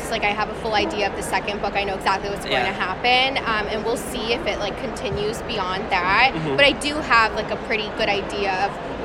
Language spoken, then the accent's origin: English; Florida, United States; I grew up in Florida